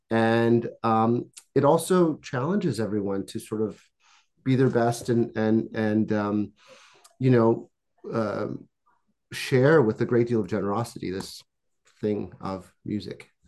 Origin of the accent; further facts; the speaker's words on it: Canada; also born or lived in Czechoslovakia / France; Um, I was born in what was Czechoslovakia, and uh, I grew up in Canada and France.